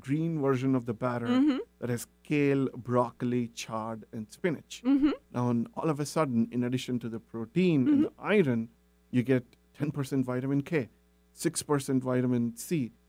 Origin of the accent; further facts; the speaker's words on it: India; moved away; growing up in India